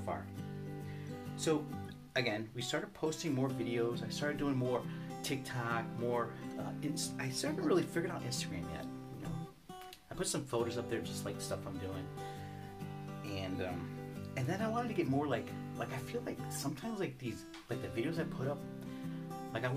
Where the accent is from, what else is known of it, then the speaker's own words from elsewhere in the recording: United States; also born or lived in Mexico; growing up in Market Park area, it was a lot of German, Lithuanian, Polish